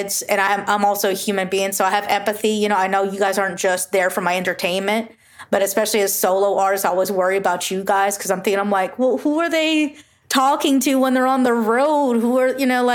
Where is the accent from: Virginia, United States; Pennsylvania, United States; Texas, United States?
Texas, United States; Houston; I'm all the way from Houston